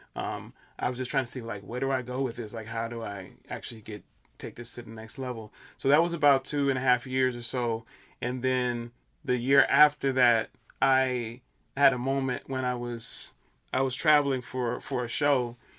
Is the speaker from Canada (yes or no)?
no; Chicago, Illinois, United States; moved away as an adult; now in New York, United States; I'm from Chicago, uh, originally